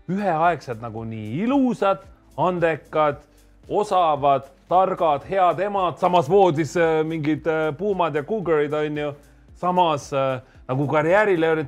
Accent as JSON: {"language": "Estonian", "region": "Saare County", "country": "Estonia", "said": "ma olen saarlane, jah."}